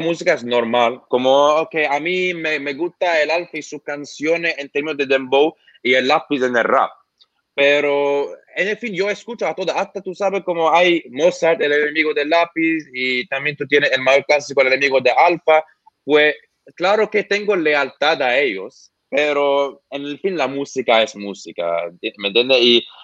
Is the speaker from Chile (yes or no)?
no; Lebanon; Spanish is a second language; now in Australia; yo soy de Líbano